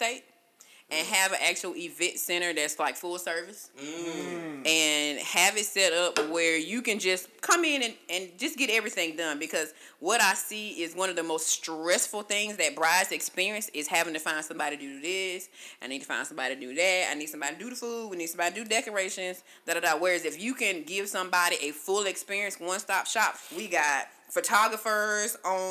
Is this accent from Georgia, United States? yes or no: yes; Augusta, Georgia, United States; now in Conyers, United States; I'm from Augusta, but I live in Conyers